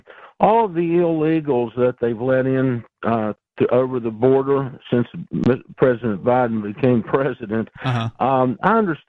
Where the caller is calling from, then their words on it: West Virginia, United States; West Virginia.